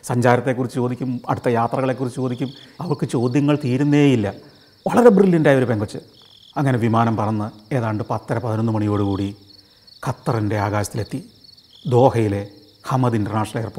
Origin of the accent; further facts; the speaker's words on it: Punjab, India; പക്ഷേ ഞങ്ങൾ സെറ്റിൽ ചെയ്തിരിക്കുന്നത് എൻ്റെ പിതാവ് സെറ്റിൽ ചെയ്തിരിക്കുന്നത് പഞ്ചാബിലാണ് ഞാൻ വളർന്നതും പഞ്ചാബിൽ തന്നെയാണ് പഠിച്ചതും എല്ലാം പഞ്ചാബിലാണ്